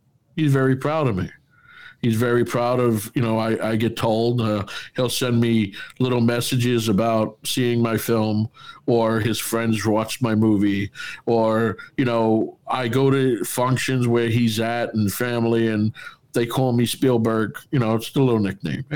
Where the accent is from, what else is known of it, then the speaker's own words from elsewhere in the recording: New York City, New York, United States; also born or lived in Queens, New York / Ridgewood, New York; I'm from Bushwick.